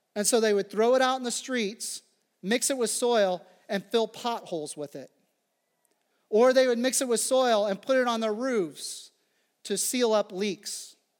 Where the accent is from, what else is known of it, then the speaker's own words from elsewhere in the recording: Phillipsburg, Kansas, United States; moved away; Growing up in the Midwest, and particularly in the prairie